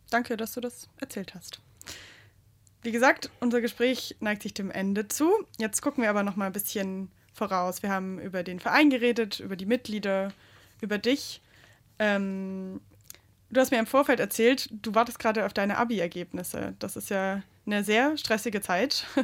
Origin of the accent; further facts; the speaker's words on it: Swabia, Baden-Württemberg, Germany; accent: Swabian; now in Saxony, Germany